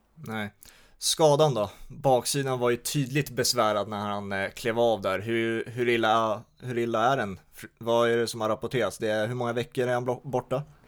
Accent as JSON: {"language": "Swedish", "country": "Sweden", "said": "oss som är svenskar"}